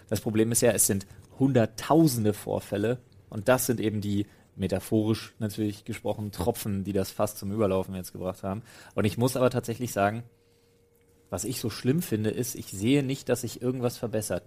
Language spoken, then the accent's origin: German; Germany; Man ist A als Europäer, als Deutscher